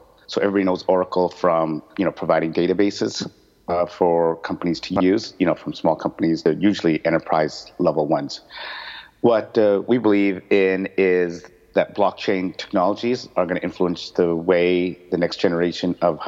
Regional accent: Vancouver, British Columbia, Canada; moved away as an adult; also born or lived in Los Angeles, United States; now in Singapore; I am from Vancouver, born and raised

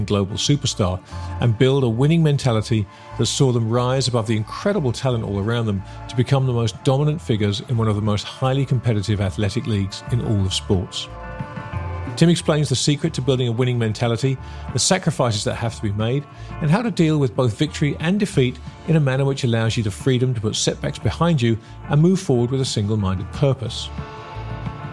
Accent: England, United Kingdom; I'm an Englishman

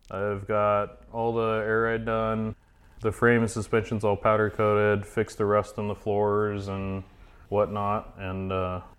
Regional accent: Idaho, United States; born and raised in Idaho. I work at a shop called Treasure Valley Street Rods here in Boise

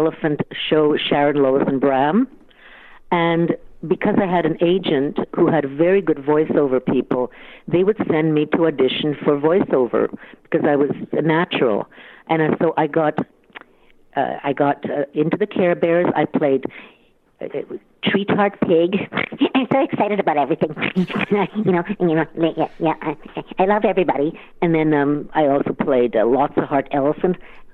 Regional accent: Ottawa, Ontario, Canada; growing up in Ottawa

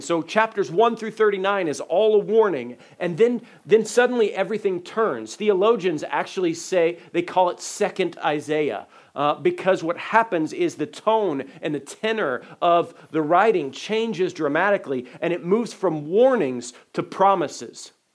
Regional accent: Dayton, Ohio, United States; When I was a little guy uh, growing up in Dayton, Ohio

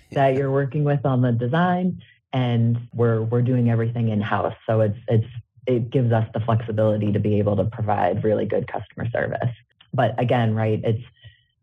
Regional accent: Salem, Massachusetts, United States; moved away as an adult; now in Harrisburg, United States; growing up in Salem, and most of my family is still honestly back in Salem

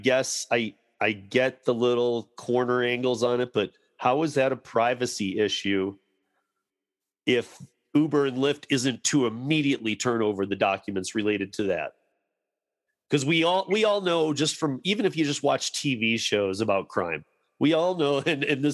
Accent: Michigan, United States; now in Denver, United States; I grew up in Michigan

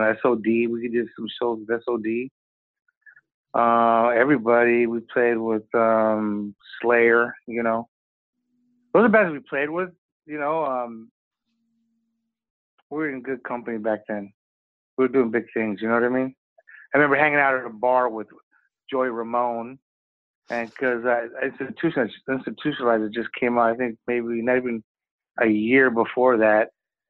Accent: Venice Beach, California, United States; Venice Beach, California.

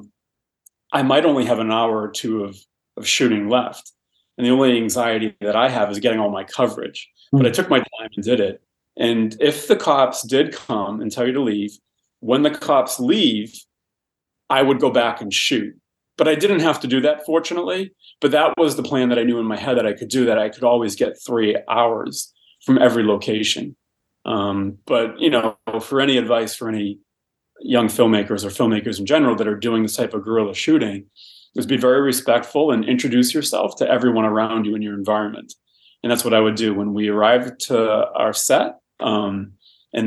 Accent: Boston, Massachusetts, United States; now in Los Angeles, United States; I'm from Boston

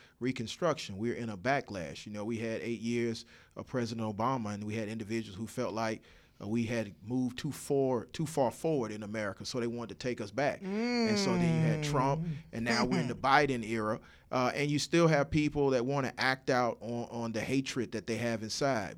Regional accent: Atlanta, Georgia, United States; growing up in Atlanta in the shadow of Dr. King

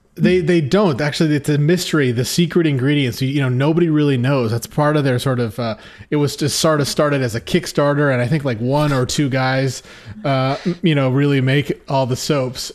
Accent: Oregon, United States; filmed in my home state of Oregon. um, where we're broadcasting from you, from right now to you

